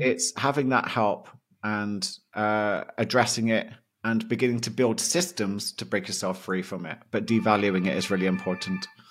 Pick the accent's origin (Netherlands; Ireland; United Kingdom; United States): United Kingdom; being a Brit